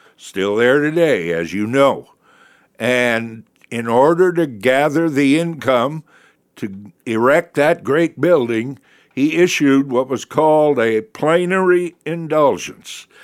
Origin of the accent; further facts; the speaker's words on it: Milwaukee, Wisconsin, United States; growing up in Milwaukee